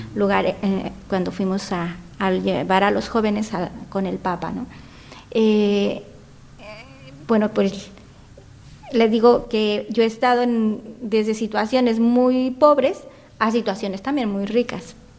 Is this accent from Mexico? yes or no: yes; Sinaloa, Mexico; moved away as an adult; also born or lived in Guadalajara / Chile; now in Spain; yo soy de México, y, pero vivía yo en Sinaloa y me fui a estudiar a Guadalajara.